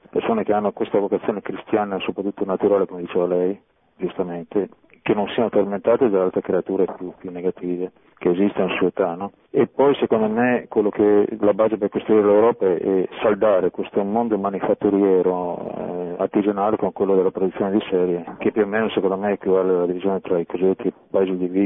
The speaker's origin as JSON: {"language": "Italian", "area": "Monferrato", "region": "Piedmont", "country": "Italy", "tie": "born or raised there", "moved": "yes", "lives_now": "Turin, Italy", "said": "sono cresciuto da bambino a Monferrato, tra i boschi di Macagnone che è bocca del Valcerrino"}